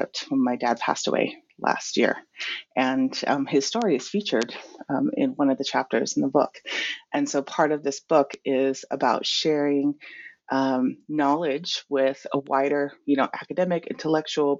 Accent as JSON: {"language": "English", "country": "American Samoa", "tie": "born or raised there", "also_born_or_lived": "California / New York City / Hawaii", "moved": "yes", "lives_now": "Auckland, New Zealand", "said": "I was raised in Tutuila, America, Samoa"}